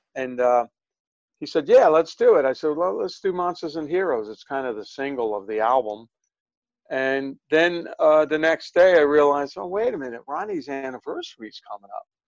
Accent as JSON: {"language": "English", "town": "New York City", "region": "New York", "country": "United States", "tie": "born or raised there", "said": "I grew up in Brooklyn"}